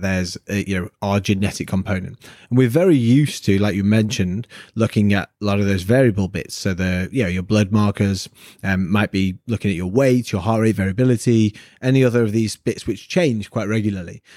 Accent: Manchester, North West England, United Kingdom; I'm from Manchester in the north of England where we meant to be salt of the earth grafters

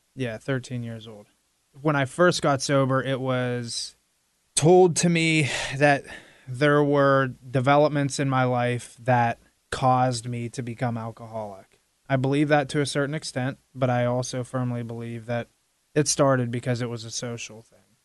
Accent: Midwestern Pennsylvania, United States; now in South Florida, United States; growing up in Midwestern Pennsylvania

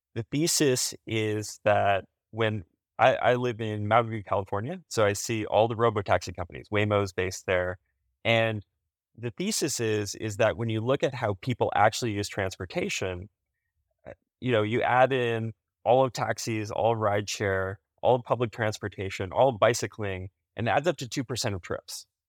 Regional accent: Canada; as a Canadian

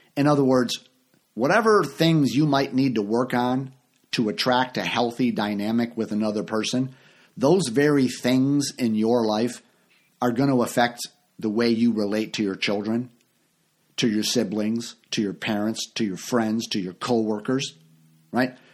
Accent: United States; I grew up in the Uni-, United States

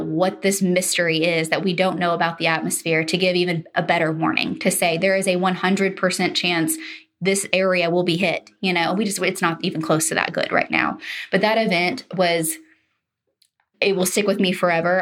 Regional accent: Oklahoma, United States; I grew up in Oklahoma.

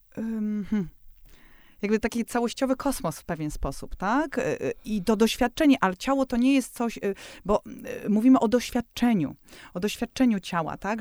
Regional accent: Warsaw, Masovian Voivodeship, Poland; jestem z Warszawy

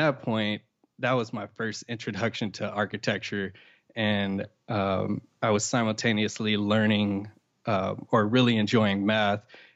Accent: Compton, California, United States; as a kid, I grew up in Compton, California

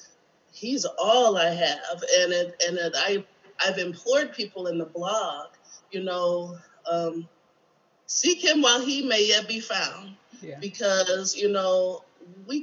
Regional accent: Michigan, United States; moved away as an adult; my hometown, Michigan

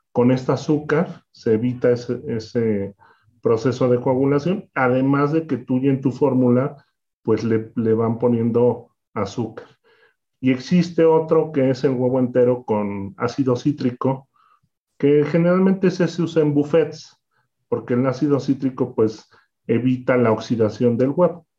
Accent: Mexico; una historia como muchos de los pasteleros de, México

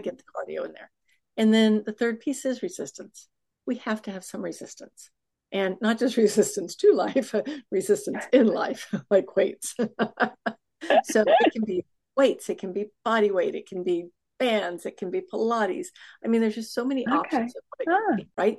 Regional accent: Houston, Texas, United States; I'm from Houston, Texas, which happens to have the largest, I think, medical um, oh, conglomerate

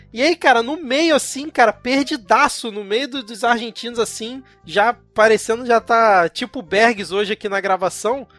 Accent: Rio de Janeiro, Brazil; eu, como um bom carioca, né, em São Paulo

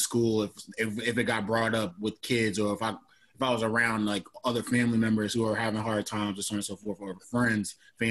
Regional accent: Newark, New Jersey, United States; born or raised there; moved away

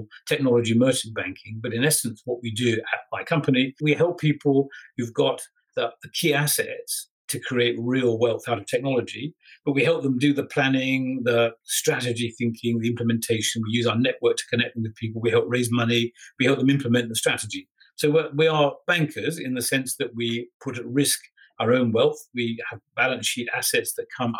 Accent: England, United Kingdom; I'm an Englishman

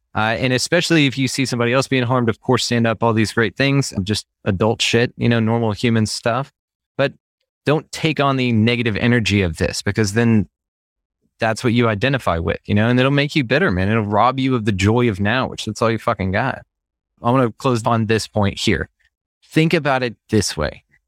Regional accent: Texas, United States; I'm from, born and raised in Texas

